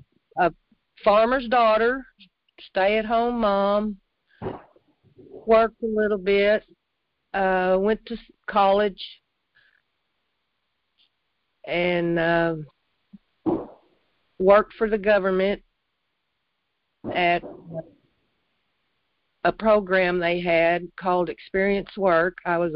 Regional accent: Jonesboro, United States; I was born in Jonesboro.

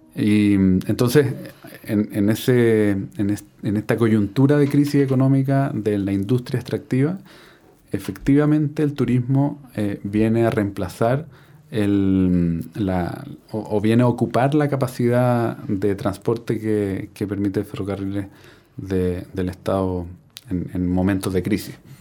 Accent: Viña del Mar, Valparaíso, Chile; yo nací en Viña del Mar

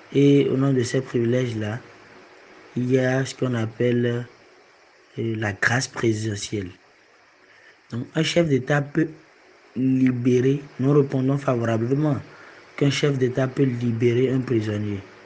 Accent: Benin; je suis béninois. Je suis béninois

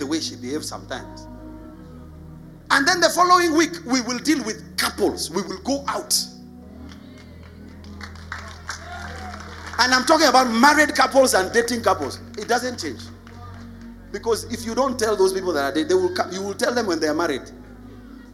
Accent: Nairobi, Kenya; I grew up in the ghetto. I grew up in Eastlands.

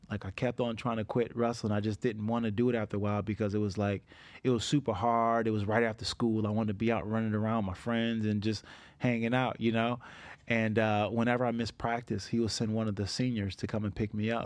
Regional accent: Niagara Falls, New York, United States; I grew up in Niagara Falls

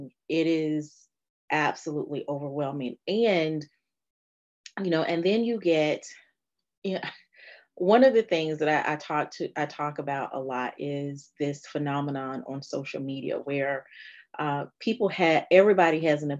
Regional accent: Fayetteville, North Carolina, United States; now in Richmond, United States; I am a North Carolina girl and Raleigh is right up the road from where I'm actually from, which is Fayetteville, North Carolina

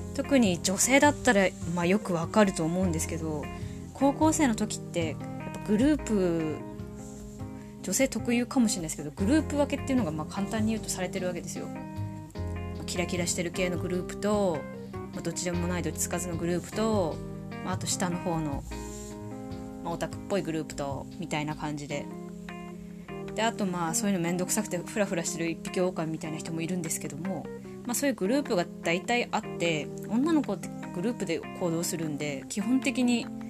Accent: Tohoku, Japan; accent: Tohoku accent; 生まれも育ちも東北人です。口下手なまりもあります

